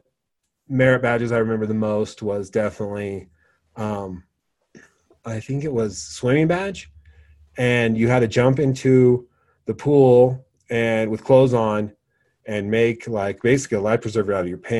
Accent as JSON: {"language": "English", "region": "Wyoming", "country": "United States", "tie": "born or raised there", "said": "I grew up in Wyoming"}